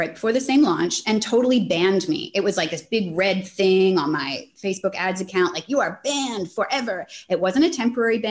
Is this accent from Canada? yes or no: yes; Canada; now in Australia; I'm Canadian, but I'm in Australia